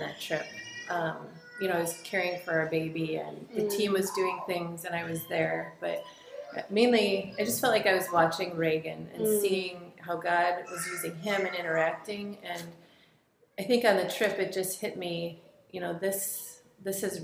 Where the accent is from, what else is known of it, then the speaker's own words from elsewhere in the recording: Wisconsin, United States; moved away as an adult; now in South Africa; I grew up in Wisconsin